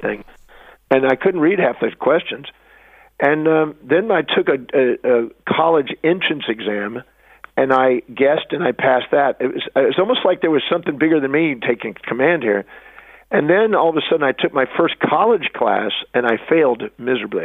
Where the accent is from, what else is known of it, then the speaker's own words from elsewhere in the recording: United States; I was born on Thanksgiving Day in America